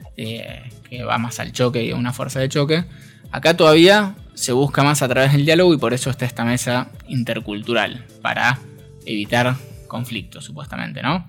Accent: Argentina; somos todos argentinos

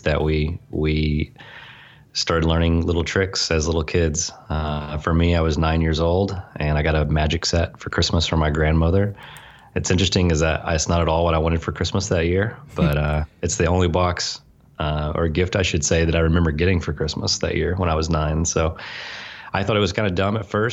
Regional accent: the South, United States; growing up in the South in a pretty legalistic religious environment

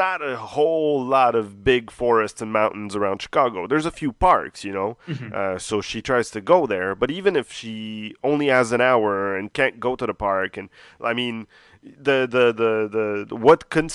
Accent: Montreal, Quebec, Canada; I've lived here my whole life, born and raised

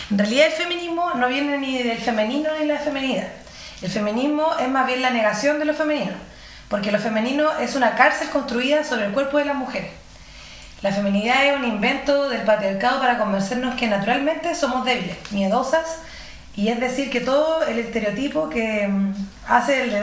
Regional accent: Quillota, Valparaíso, Chile; also born or lived in La Cruz / La Calera; yo soy de Quillota, del, del interior, ¿cachai? Y de Calera

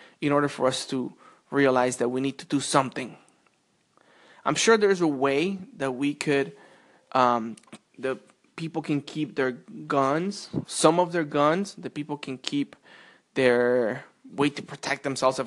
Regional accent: Colombia; now in United States; I was not born in the United States, of course. I was born in Colombia, and I remember when I was about 7 or 8.

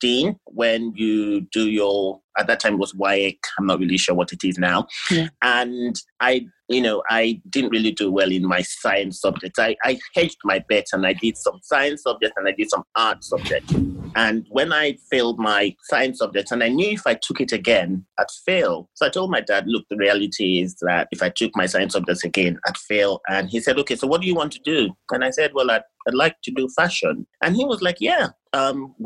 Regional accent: Ibadan, Oyo, Nigeria; moved away as an adult; also born or lived in London; I was born and brought up in Ibadan in Nigeria

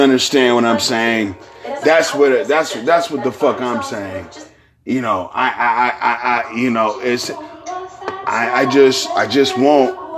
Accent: San Francisco, California, United States; where I am from San Francisco, California

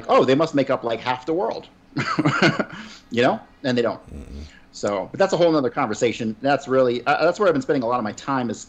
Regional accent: United States; I grew up in America

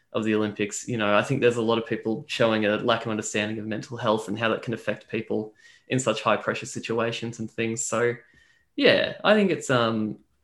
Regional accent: Australia

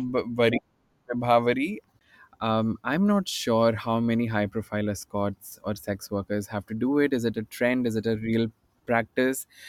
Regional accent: Bhopal, Madhya Pradesh, India; moved away as an adult; now in Mumbai, India; I'm uh, I'm I'm from Bhopal, right? And I was very new in Bombay in, in 2007 yet.

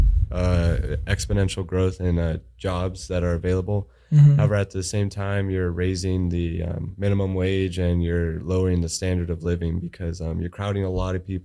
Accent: San Jose, California, United States; moved away; I'm from a small town, San Jose. It's about 40 minutes away from San Francisco

